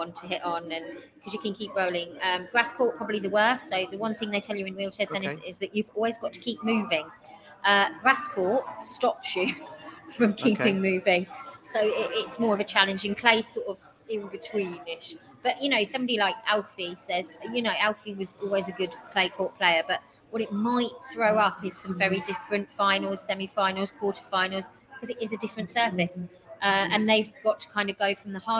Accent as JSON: {"language": "English", "town": "Newcastle upon Tyne", "region": "North East England", "country": "United Kingdom", "tie": "born or raised there", "said": "I was born in Newcastle, so I'm a Newcastle fan"}